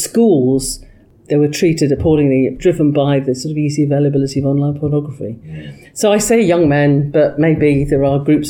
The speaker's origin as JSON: {"language": "English", "area": "Nottinghamshire", "region": "East Midlands", "country": "United Kingdom", "tie": "born or raised there", "said": "I was born in Nottinghamshire of a bloke who'd been a miner's son, and my mother from Kilkenny in Ireland"}